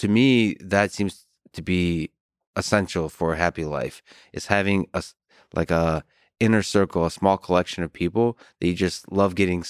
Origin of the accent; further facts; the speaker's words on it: United States; I'm American through and through